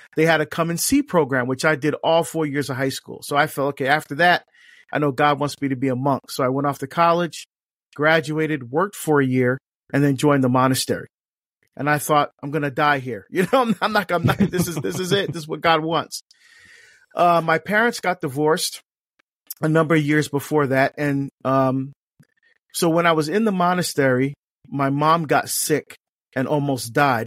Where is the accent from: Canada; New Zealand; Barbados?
Barbados; now in United States; I was born in Barbados in the West Indies in, in the Southern Caribbean